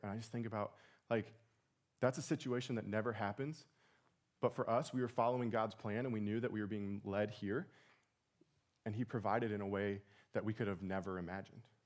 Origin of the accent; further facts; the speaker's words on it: Portage, Indiana, United States; moved away; we're from Portage, Indiana